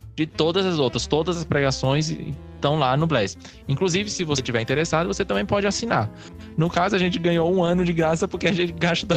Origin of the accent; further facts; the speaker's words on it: Cariri region, southern Ceará, Brazil; a gente é do sul do Ceará, né? Aqui é da região Cariri